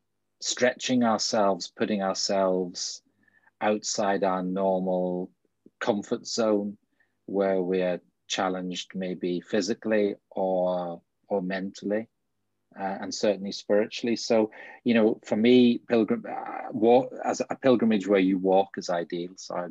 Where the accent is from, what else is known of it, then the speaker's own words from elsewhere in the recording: Bangor, Northern Ireland, United Kingdom; moved away as an adult; also born or lived in Northampton / West Yorkshire / Manchester; now in Mallow, Ireland; So yeah, I grew up in Bangor, and I've lived in, trained in Northampton, and I've lived in West Yorkshire and Manchester, and I'm now living in County Cork in a village outside Mallow, which is a nice little market town in North Cork